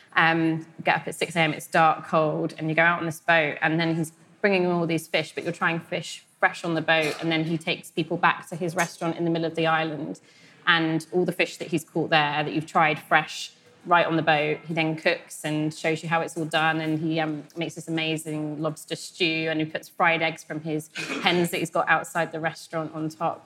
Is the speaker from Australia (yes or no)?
no; West Country, South West England, United Kingdom; we're both from the West Country